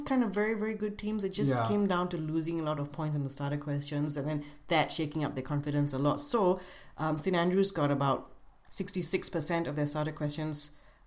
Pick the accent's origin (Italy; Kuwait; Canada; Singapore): Singapore; Being a Singaporean myself